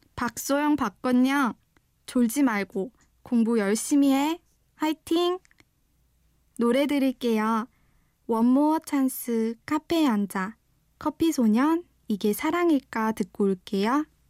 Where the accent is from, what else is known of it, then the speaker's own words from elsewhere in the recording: Daegu, South Korea; moved away as an adult; now in Ilsan, South Korea; 대구에서 나고 자라서 대학까지 졸업을 했는데 첫 직장으로 경기도 일산까지 오게 됐어요.